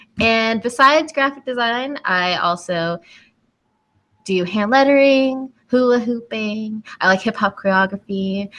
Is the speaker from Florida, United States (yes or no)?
yes; Lakeland, Florida, United States; moved away as an adult; also born or lived in Oklahoma; now in Tampa, United States; And I lived in Lakeland, was raised there most of my life, and now I live in Tampa.